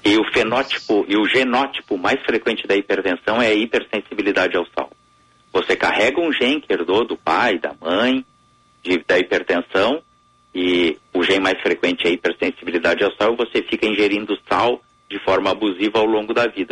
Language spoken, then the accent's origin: Portuguese; southern Rio Grande do Sul, Brazil; como um bom gaúcho do sul do estado